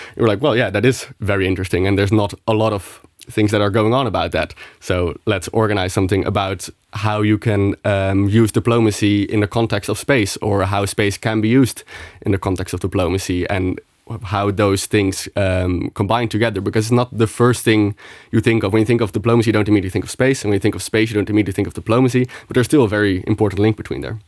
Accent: Netherlands; moved away as an adult; now in Luxembourg; I'm from the Netherlands

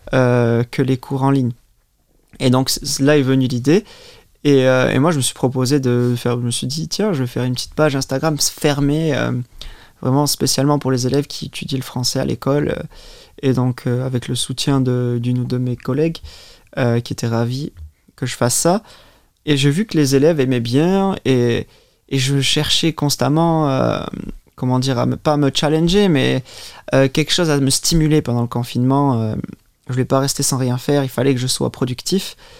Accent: Biarritz, Nouvelle-Aquitaine, France; first language French; moved away as an adult; also born or lived in England; now in Luxembourg; je suis né euh, au Pays Basque, donc à Biarritz. je me considère moi-même d'ailleurs basque avant, avant français

